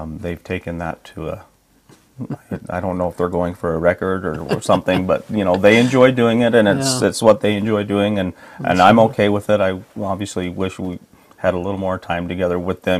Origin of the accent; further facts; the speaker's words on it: Sandy, Utah, United States; also born or lived in American Fork, Utah / Midvale, Utah; I was born in American Fork, Utah, but was really, our early childhood was in Sandy, the Sandy Midvale area